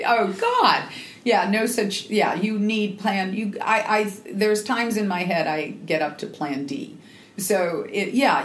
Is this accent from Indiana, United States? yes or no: no; Seattle, Washington, United States; I'm from the Northwest in Seattle